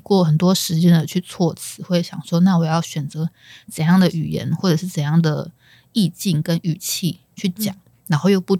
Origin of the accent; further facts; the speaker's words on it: Taiwan; first language Chinese; also born or lived in South Korea; 我们是土生土长的台湾人